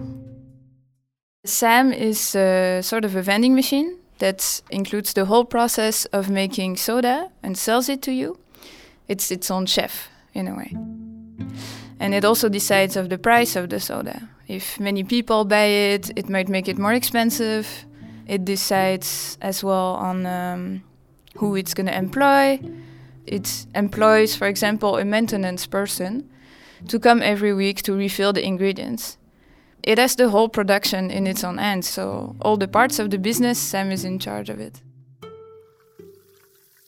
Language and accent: English; France; moved away; I come from France.